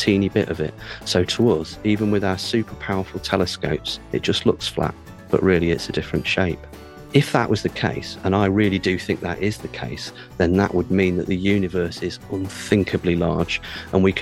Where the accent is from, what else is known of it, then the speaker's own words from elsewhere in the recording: United Kingdom; I'm an astrophysicist from the UK